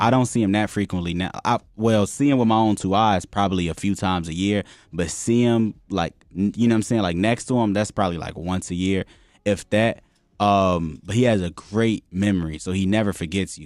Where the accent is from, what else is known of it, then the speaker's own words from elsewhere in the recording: Chicago, Illinois, United States; moved away; also born or lived in Tinley Park / Florida; I'm a Muslim, born and raised in Chicago, moved around, like, twenty times in my life